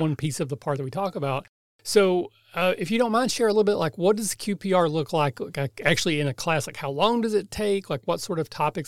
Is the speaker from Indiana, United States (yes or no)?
no; Kentucky, United States; I'm from Kentucky, so I barely speak English